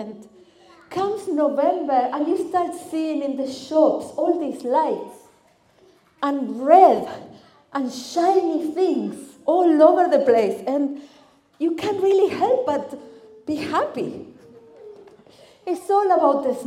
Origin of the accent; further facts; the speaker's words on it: Argentina; English is a second language; moved away as an adult; now in Cardiff, United Kingdom; I am originally from Argentina. That's why my accent sounds a little bit different.